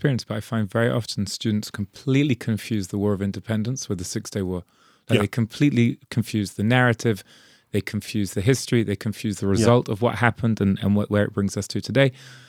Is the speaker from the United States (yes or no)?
yes; New York, United States; I grew up in New York, so okay.